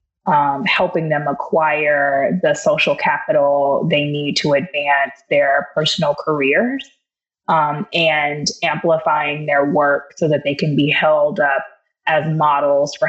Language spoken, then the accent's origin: English; Los Angeles, California, United States; I'm originally from Los Angeles